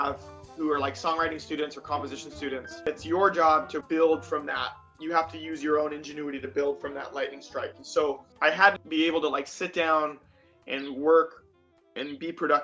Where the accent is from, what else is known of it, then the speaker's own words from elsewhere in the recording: Salt Lake City, Utah, United States; moved away as an adult; also born or lived in Fairbanks, Alaska / Minnesota; now in Rochester, United States; I grew up in Salt Lake City, Utah